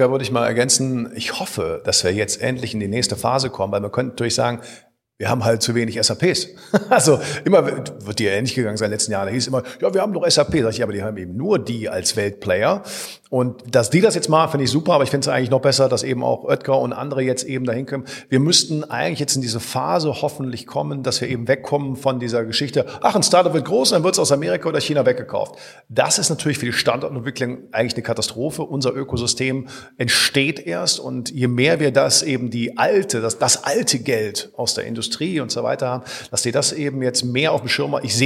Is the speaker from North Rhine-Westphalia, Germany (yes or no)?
yes; Bonn, North Rhine-Westphalia, Germany; ich bin gebürtiger Bonner.